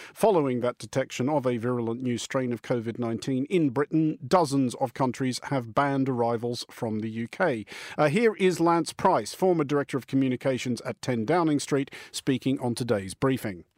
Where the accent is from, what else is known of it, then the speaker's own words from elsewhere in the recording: Australia; moved away as an adult; now in United Kingdom; as an Australian interloper in this country